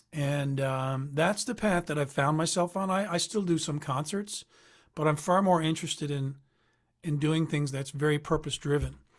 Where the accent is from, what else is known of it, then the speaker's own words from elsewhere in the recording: Newfoundland and Labrador, Canada; I'm from Newfoundland